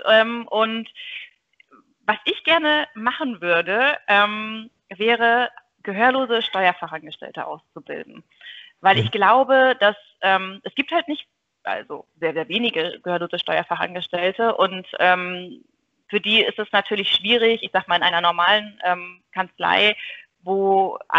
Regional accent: Buxtehude, Lower Saxony, Germany; also ich komme ähm, ursprünglich aus Buxtehude.

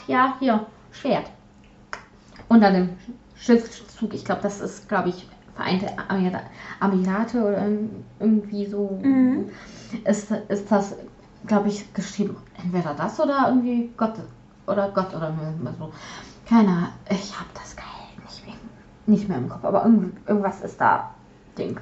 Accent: Silesian Voivodeship, Poland; first language Polish; German is a second language; now in Germany; ich aus ehemaligen deutschen Gebiet kommen

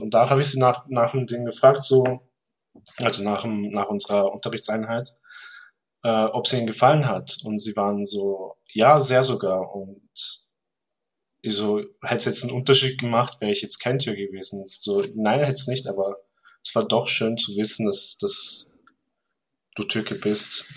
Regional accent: Vorarlberg, Austria; ich bin aus Vorarlberg.

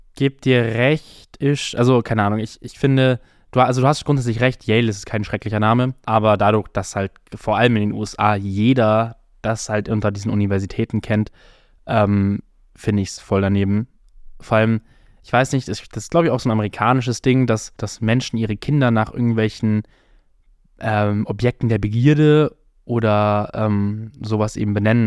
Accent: Germany; ich einfach eine super deutsche Kartoffel bin

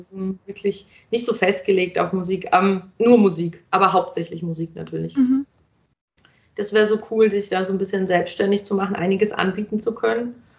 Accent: Germany; moved away as an adult; now in Vienna, Austria; ich gehe jetzt nach Wien, weil ich komme aus Deutschland

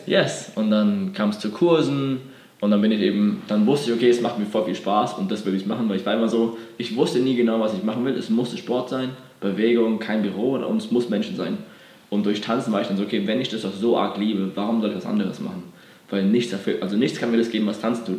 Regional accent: Bad Dürkheim, Rhineland-Palatinate, Germany; moved away as an adult; also born or lived in Berlin; ich komme ursprünglich aus Bad Dürkheim. Das ist eine kleine mhm. Stadt, bin schon groß geworden

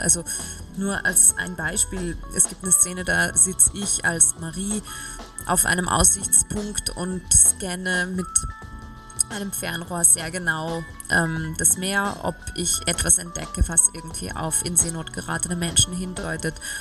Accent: Salzburg, Austria; moved away as an adult; also born or lived in Vienna; wenn man in Salzburg aufwächst und Schauspielerin werden möchte als Kind

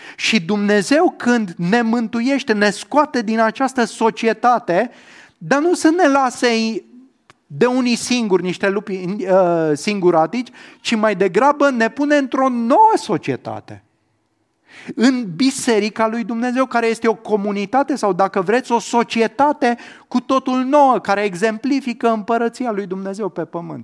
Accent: Romania; eu, în calitate de cetățean român, da? eu pot spune că m-am născut în România, că am cetățenia română

